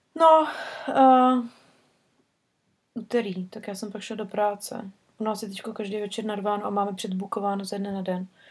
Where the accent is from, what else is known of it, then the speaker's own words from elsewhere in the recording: Prague, Czechia; moved away; u nás v Praze